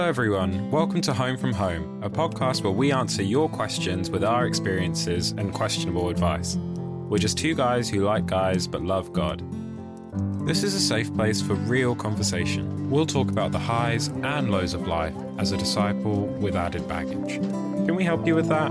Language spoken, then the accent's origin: English; Essex, East of England, United Kingdom; I'm from Essex, which is, like, further out in London